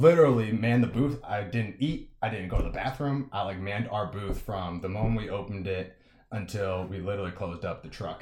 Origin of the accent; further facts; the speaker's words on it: Massachusetts, United States; moved away as an adult; also born or lived in California; I'm from Massachusetts originally.